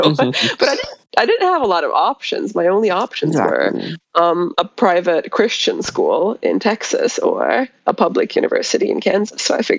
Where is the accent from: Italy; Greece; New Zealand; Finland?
Finland; from Finland.